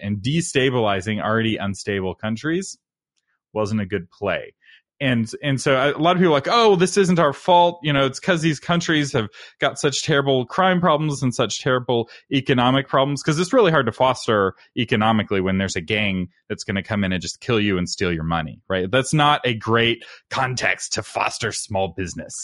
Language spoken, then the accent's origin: English; Texas, United States; as a Texan